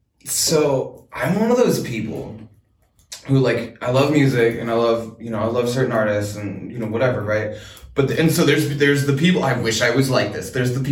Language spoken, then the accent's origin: English; Bellingham, Washington, United States; I was born in Bellingham, okay?